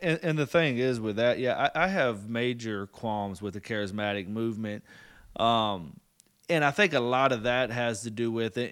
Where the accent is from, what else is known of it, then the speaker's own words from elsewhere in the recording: United States; we're American